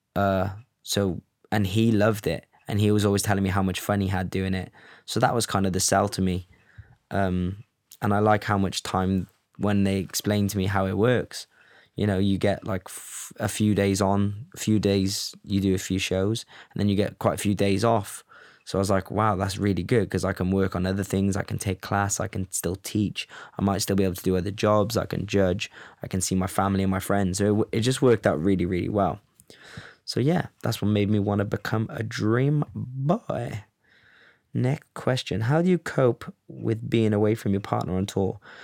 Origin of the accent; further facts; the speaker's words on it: Cardiff, Wales, United Kingdom; also born or lived in Los Angeles, United States / Amsterdam, Netherlands; now in London, United Kingdom; I'm from Cardiff